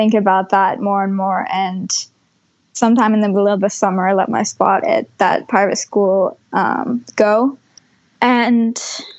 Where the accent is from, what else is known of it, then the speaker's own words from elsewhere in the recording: Vermont, United States; So we then moved back to Vermont, and I went to middle school back with my friends and what I was, my hometown.